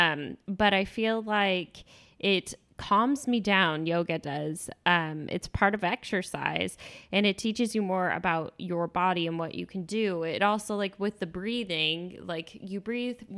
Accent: Texas, United States; I came from Texas and I had never seen it before that.

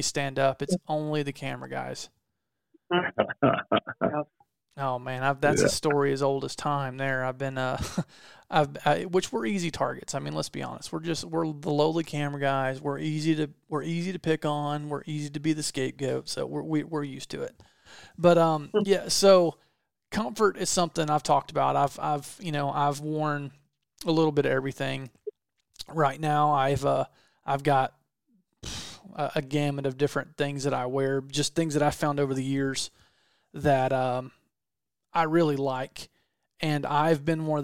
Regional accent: the South, United States; I'm from the South

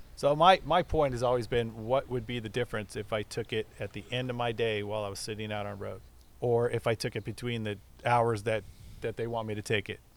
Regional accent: Burbank, California, United States; also born or lived in La Palma, California / Buena Park, California / Anaheim Hills, California; I was born in Burbank, California

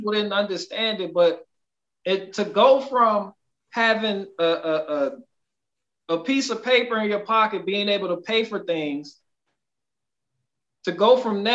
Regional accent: United States; I'm American first

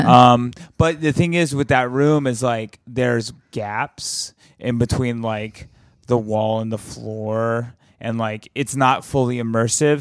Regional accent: Alabama, United States; moved away; also born or lived in Mississippi Delta; in my hometown in Alabama

